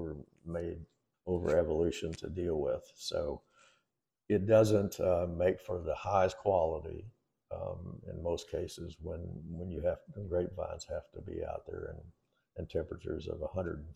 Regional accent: Kentucky, United States; now in Comfort, Texas, United States; I grew up in Kentucky, in the middle of bourbon country, right smack dab in the middle of it

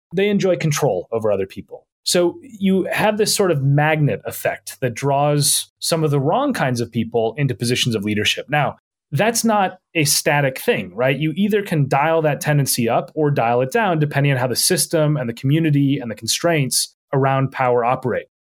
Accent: Minnesota, United States; moved away as an adult; now in London, United Kingdom; I grew up in, in Minnesota

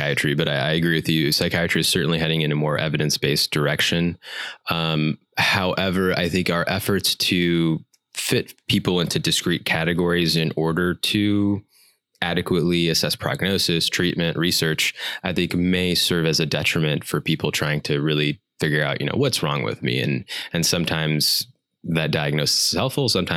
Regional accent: United States; growing up as an Indian American

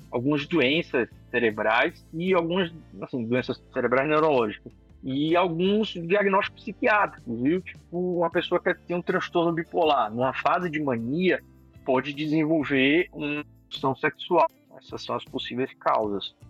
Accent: Salvador, Bahia, Brazil; moved away as an adult; now in São Paulo, Brazil; sou de Salvador, Bahia.

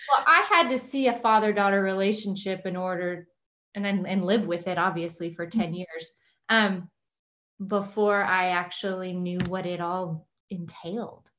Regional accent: Kingsville, Texas, United States; moved away as an adult; also born or lived in Houston, Texas; I was uh, raised around my grandparents in the Kingsville, Corpus Christi area

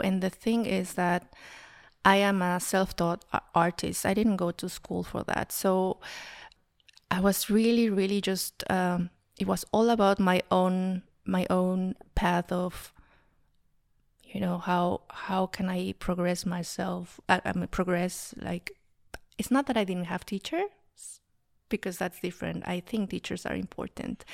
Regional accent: Mexico City, Mexico; moved away as an adult; now in Berlin, Germany; I was raised in Mexico City

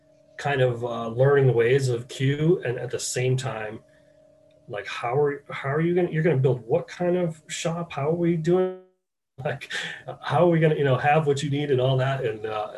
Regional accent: Maine, United States; moved away as an adult; also born or lived in New Hampshire; now in St. Louis, United States; I grew up in Maine, but went to college in New Hampshire in the White Mountains

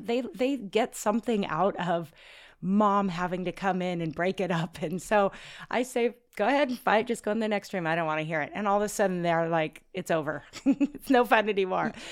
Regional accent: Oregon, United States; moved away as an adult; also born or lived in Washington State; now in North Shore, Oahu, Hawaii, United States; We're from Oregon

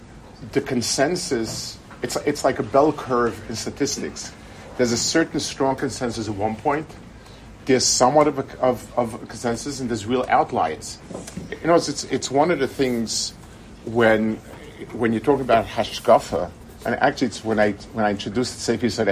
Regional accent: United States; now in Israel; I grew up in America at a time when things were different

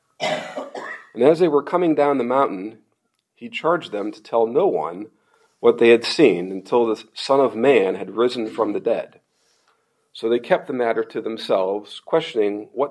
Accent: Pennsylvania, United States; moved away; I grew up in Pennsylvania.

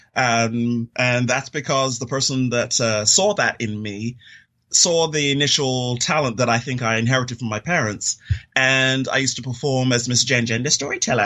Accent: London, United Kingdom; moved away; also born or lived in Florida, United States; I'm originally from London, England, and grew up there uh, most of my younger formative years

